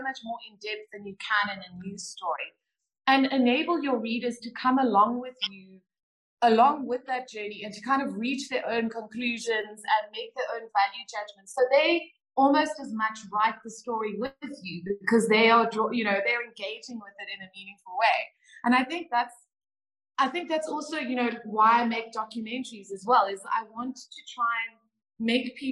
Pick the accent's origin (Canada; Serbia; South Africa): South Africa; As a South African woman